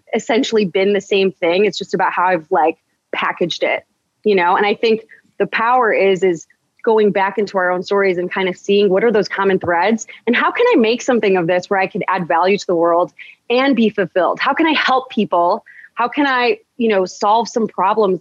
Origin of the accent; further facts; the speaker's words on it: United States; first language English; I'm American. I'm born in America. I'm Chaldean by heritage. Absolutely. That's part of who I am. It's in my blood. But I was born here. So I'm going to school here